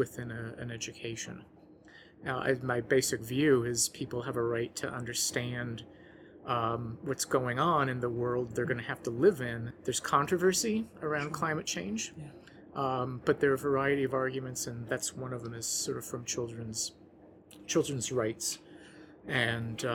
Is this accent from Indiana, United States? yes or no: no; New Orleans, Louisiana, United States; moved away; my hometown of New Orleans, where I had lived in the lowest lying part of the city